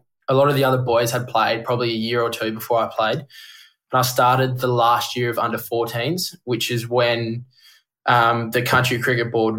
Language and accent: English; Dampier, Western Australia, Australia; growing up in the Aussie outback with your mates